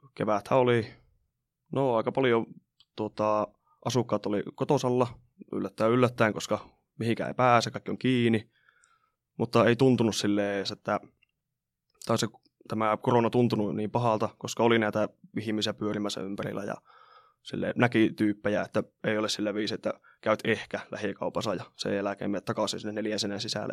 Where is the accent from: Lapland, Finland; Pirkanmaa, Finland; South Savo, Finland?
Lapland, Finland; Rovaniemi; Olen Rovaniemeltä, opiskelen täällä tällä hetkellä, asunut täällä aina